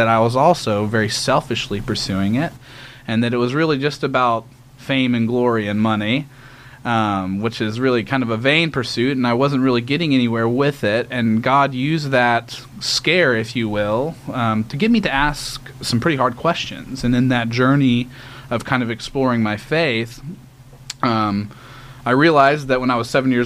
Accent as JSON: {"language": "English", "town": "Conroe", "region": "Texas", "country": "United States", "tie": "born or raised there", "said": "I grew up in Conroe, Texas, so just a little bit north of Houston"}